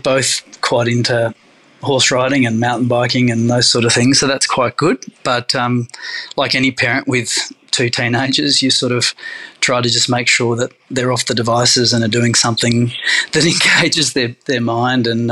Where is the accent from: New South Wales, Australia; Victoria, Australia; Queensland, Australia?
New South Wales, Australia; Sydney; moved away as an adult; also born or lived in New York, United States; now in Southern Highlands, Australia; I'm from Sydney, but we moved here 5 years ago